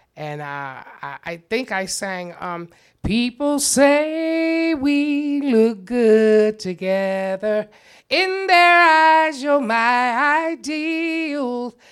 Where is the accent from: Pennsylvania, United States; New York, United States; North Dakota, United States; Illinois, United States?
Pennsylvania, United States; Chester; moved away; also born or lived in The Hague, Netherlands; I'm from Chester